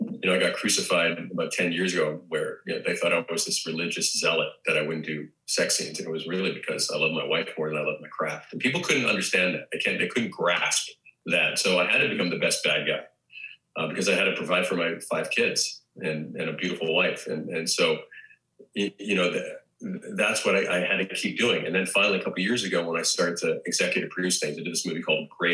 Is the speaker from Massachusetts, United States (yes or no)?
yes; Hyannis, Massachusetts, United States; also born or lived in Boston, Massachusetts; growing up in Boston, I lived right across the street from the church at St. Peter's